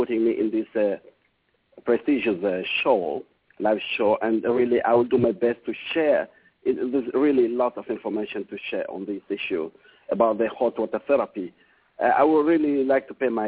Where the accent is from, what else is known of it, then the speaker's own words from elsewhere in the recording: Burundi; moved away; also born or lived in Oman; I was born in Africa, in Burundi.